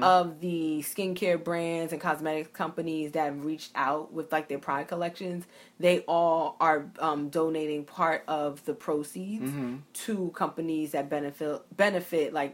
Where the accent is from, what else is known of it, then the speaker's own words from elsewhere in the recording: New York City, New York, United States; I grew up in Bed-Stuy